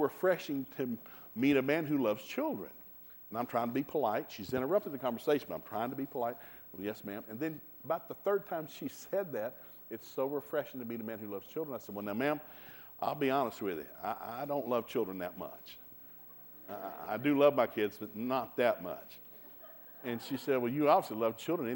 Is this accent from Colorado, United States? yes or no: no; Hixson, Tennessee, United States; I grew up in Hickson, Tennessee. It's a very rural area north of Chattanooga